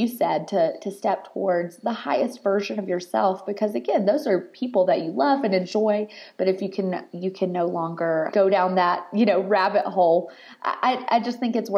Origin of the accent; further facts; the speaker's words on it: the South, United States; I'm from the South